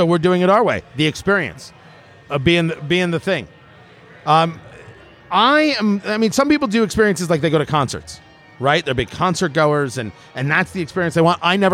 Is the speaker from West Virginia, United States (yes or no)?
no; New Jersey, United States; growing up in Jersey